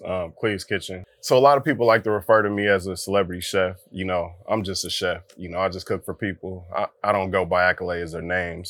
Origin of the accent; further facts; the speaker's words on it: San Francisco, California, United States; growing up in Hunters Point